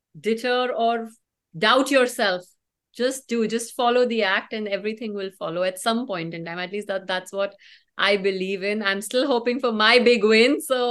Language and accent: English; North India, India; Although I am from North India, so North India believes in the opposite. We are wheat eaters